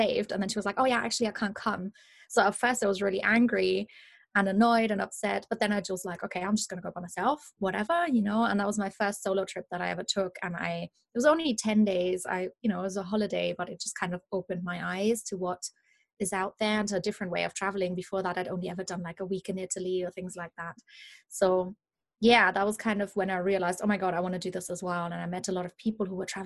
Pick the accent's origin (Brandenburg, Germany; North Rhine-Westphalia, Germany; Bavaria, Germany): Bavaria, Germany; Munich; English is a second language; moved away as an adult; also born or lived in London; I am originally from Germany. That's why I have a bit of a funny accent, in case anybody's wondering where that's coming from. I'm from Munich in Germany